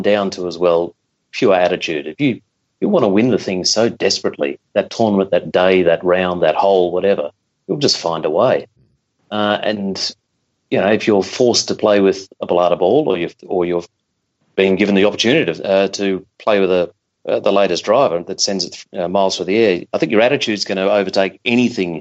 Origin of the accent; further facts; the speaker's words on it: Melbourne, Victoria, Australia; moved away as an adult; now in London, United Kingdom; I'm from Melbourne. I caddied when I was 11 years old at Royal Melbourne.